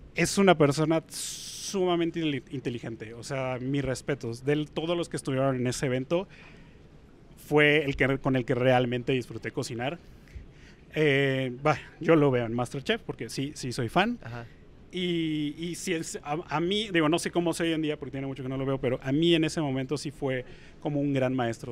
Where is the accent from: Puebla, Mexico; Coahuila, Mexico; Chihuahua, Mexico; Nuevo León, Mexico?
Puebla, Mexico; yo soy de Puebla